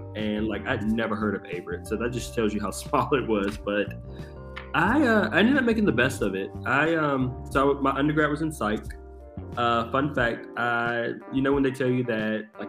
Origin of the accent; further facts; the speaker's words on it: Halifax County, Virginia, United States; moved away as an adult; also born or lived in Danville, Virginia / Richmond, Virginia; I was born in a small town in Virginia, Halifax County. It's kind of on the south side of Virginia. I went to Halifax County High